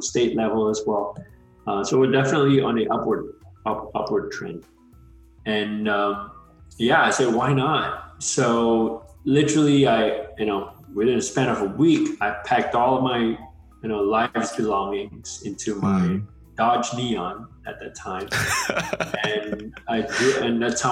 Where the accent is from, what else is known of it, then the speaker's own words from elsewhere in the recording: Malaysia; moved away as an adult; also born or lived in Georgia, United States; I'm originally from Malaysia. I was a transfer student from Malaysia. I did 2 years of college there and then transferred over in 2006 to Georgia Tech